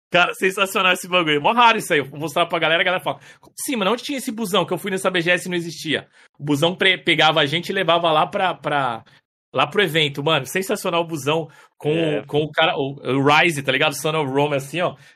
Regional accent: São Paulo, Brazil; also born or lived in Paraná; Eu, na verdade, assim, eu sou nascido no Paraná, né? Nasci no Paraná com 5 anos, eu me mudei pra São Paulo e fui criado ali em São Paulo, ali, na, na zona leste, ali, extremo leste, ali, Vila Itaim e tal.

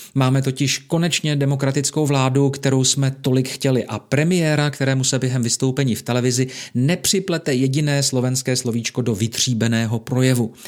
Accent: Czechia; jsme my Češi hodným a empatickým národem

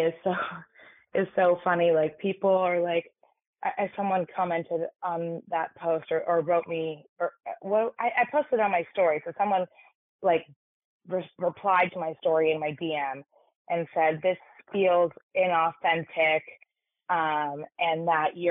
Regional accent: New York City, New York, United States; I grew up in New York City in an all-girls private school

